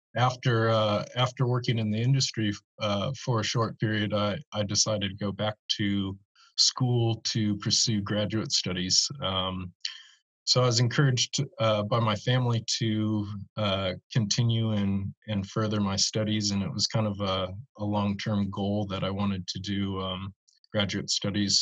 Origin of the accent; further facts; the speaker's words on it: Monterey, California, United States; also born or lived in New Zealand; now in Arcata, United States; growing up in Monterey as a kid